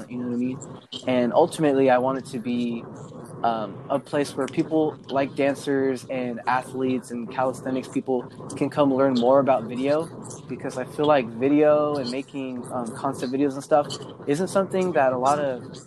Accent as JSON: {"language": "English", "town": "San Diego", "region": "California", "country": "United States", "also_born_or_lived": "Ventura / Oxnard", "said": "I'm from San Diego, and I lived out in Ventura and Oxnard for a little while."}